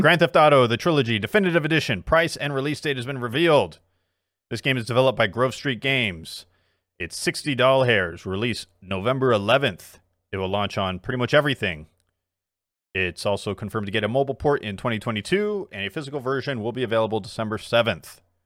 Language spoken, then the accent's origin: English; South Korea; moved away; my home country, South Korea